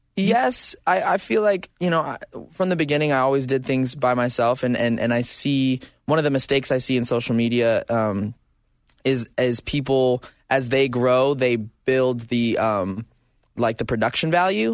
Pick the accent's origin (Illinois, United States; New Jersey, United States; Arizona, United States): Arizona, United States; now in Southern California, United States; I grew up in Arizona